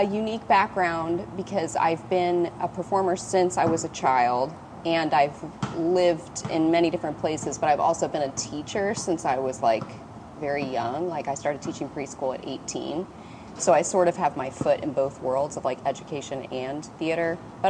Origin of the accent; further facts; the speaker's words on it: Cincinnati, Ohio, United States; I'm from Cincinnati, Ohio.